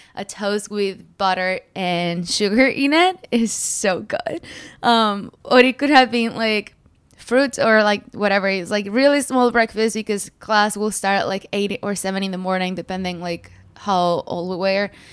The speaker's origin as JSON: {"language": "English", "country": "Mexico", "tie": "born or raised there", "also_born_or_lived": "United States / Morelos", "moved": "yes", "said": "I grew up in Mexico. Um, I was born in America, but my parents went back home"}